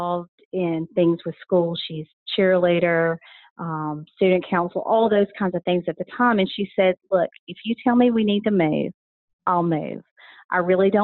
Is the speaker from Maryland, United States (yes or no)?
no; Rome, Georgia, United States; also born or lived in North Carolina; we came to Rome, which was home for both my mom and my dad. And so I grew up here